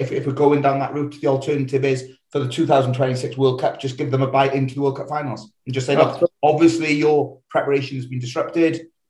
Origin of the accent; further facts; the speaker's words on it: Wales, United Kingdom; I'm Welsh.